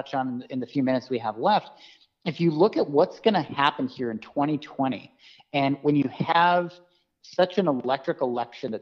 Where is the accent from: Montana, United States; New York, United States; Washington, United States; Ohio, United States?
Montana, United States; my home state of Montana